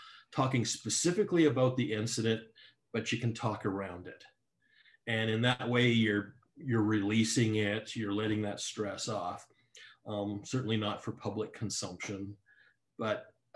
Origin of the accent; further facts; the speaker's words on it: Calgary, Alberta, Canada; I grew up in West End, Calgary, a community called Bowness